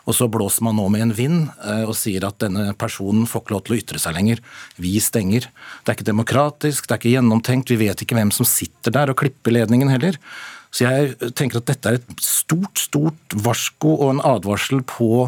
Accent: Eastern Norway, Norway; Ja, jeg er fra Østland, så jeg får stryke banneordene, men

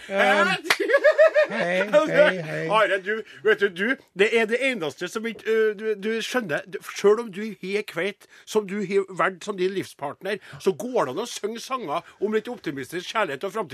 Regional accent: Trøndelag, Norway; accent: Namdalen dialect; Jeg bør den opp i dialekten min fra Namdalen.

